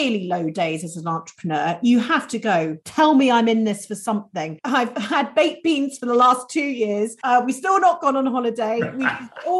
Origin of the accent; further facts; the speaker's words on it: United Kingdom; we're very British sometimes